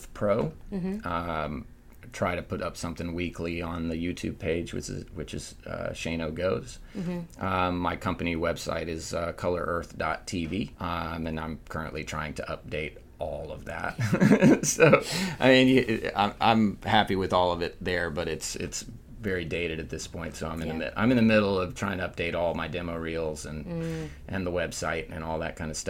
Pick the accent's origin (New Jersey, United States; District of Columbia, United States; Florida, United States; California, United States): Florida, United States; Fort Walton Beach; also born or lived in Pensacola, Florida / Nashville, Tennessee; now in Destin, United States; I was born in Pensacola, raised in Fort Walton, and I live in Destin